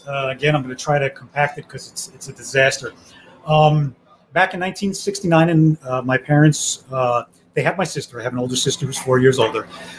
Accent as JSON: {"language": "English", "town": "Miami", "region": "Florida", "country": "United States", "tie": "born there", "said": "I was born in Miami-Dade."}